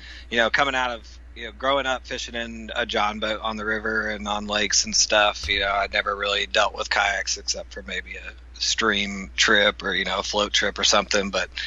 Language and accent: English; Crestview, Florida, United States; moved away as an adult; Yeah, well, I grew up in Crestview, Florida. Lived there my whole life until I went to college.